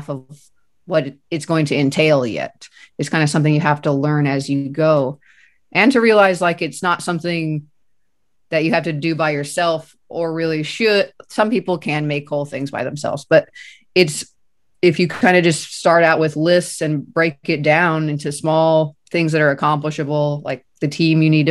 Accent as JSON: {"language": "English", "town": "Kansas City", "region": "Missouri", "country": "United States", "tie": "born or raised there", "said": "I was born and raised here in Kansas City"}